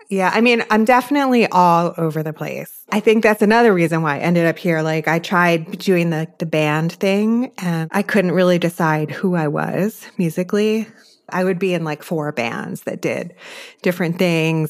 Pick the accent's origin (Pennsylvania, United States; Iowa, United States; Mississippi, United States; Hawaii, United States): Pennsylvania, United States; outside Philadelphia; I grew up outside Philly